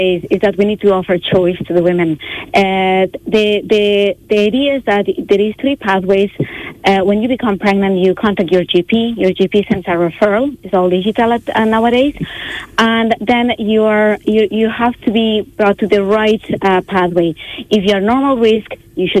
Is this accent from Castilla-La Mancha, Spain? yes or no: no; Barcelona, Catalonia, Spain; moved away as an adult; also born or lived in Dublin, Ireland; now in Wexford, Ireland; As my accent kind of shows, I'm not Irish. I'm from Catalonia. I'm from Barcelona. But I've been in Ireland a long time. I've been in Ireland 20 years.